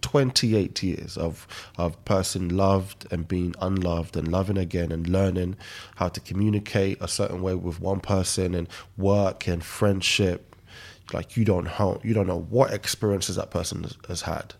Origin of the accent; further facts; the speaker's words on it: Nigeria; moved away; I was born in Nigeria